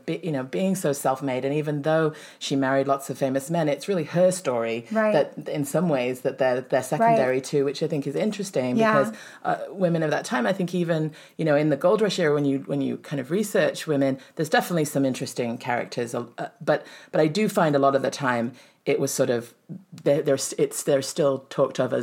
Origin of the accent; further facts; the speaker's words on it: England, United Kingdom; also born or lived in San Francisco, United States; now in Grass Valley, United States; I'm originally from England and sort of traveled all over and came up from San Francisco.